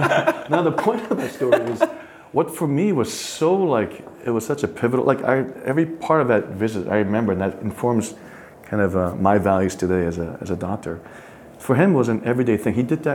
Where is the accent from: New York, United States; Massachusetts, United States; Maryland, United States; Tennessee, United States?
New York, United States; New York City; Born and raised in Flushing